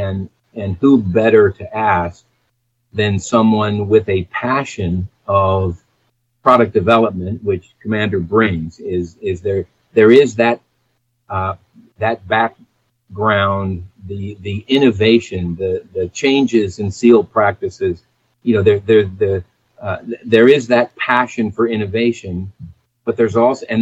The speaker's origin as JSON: {"language": "English", "town": "San Diego", "region": "California", "country": "United States", "tie": "born or raised there", "said": "growing up in San Diego, I was a diver"}